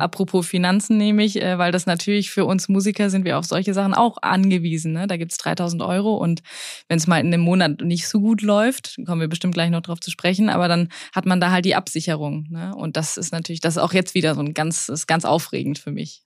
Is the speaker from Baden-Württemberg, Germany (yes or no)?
yes; Swabia, Baden-Württemberg, Germany; ich bin im Schwarmländler aufgewachsen